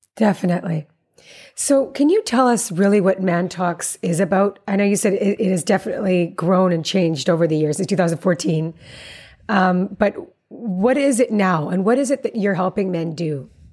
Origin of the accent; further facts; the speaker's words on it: Calgary, Alberta, Canada; I'm Calgarian myself